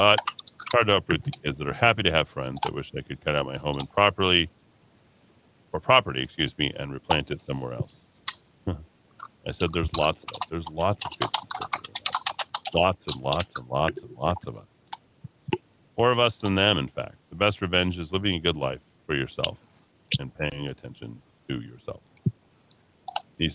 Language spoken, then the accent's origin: English; Massachusetts, United States; now in New Mexico, United States; No snow. I had my share growing up in Massachusetts.